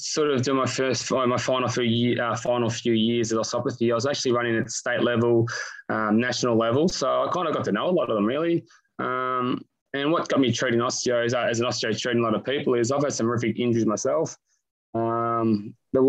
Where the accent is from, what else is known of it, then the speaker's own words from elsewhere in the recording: Melbourne, Victoria, Australia; So born and bred in Melbourne. I'm one of eight kids. I'm a seventh child, so five brothers, two sisters. Grew up in Doncaster.